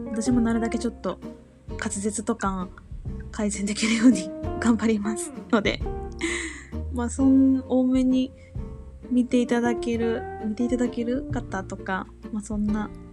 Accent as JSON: {"language": "Japanese", "region": "Kansai", "country": "Japan", "tie": "born or raised there", "said": "生まれも育ちも関西なんですけど"}